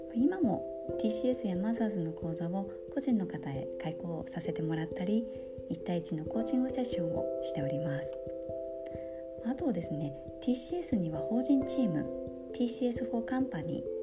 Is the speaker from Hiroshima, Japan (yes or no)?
no; Yaizu, Shizuoka, Japan; moved away as an adult; now in Osaka, Japan; 地元は静岡県焼津市という魚の町で育ちました